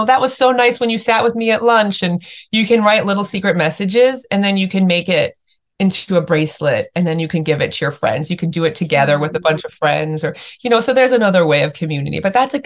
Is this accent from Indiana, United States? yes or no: no; Chicago, Illinois, United States; also born or lived in Australia; now in San Diego, United States; I grew up in the Midwest in Chicago with like big yards and big outdoor space